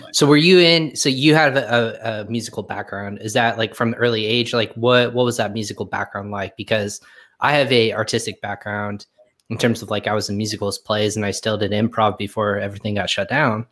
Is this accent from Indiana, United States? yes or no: yes; Indiana, United States; also born or lived in Virginia; I used to live in Virginia and I said I was from Indiana